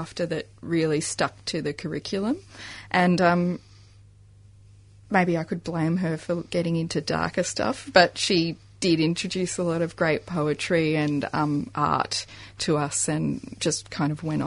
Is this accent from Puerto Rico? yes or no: no; Adelaide, South Australia, Australia; I grew up in Croydon. Adelaide.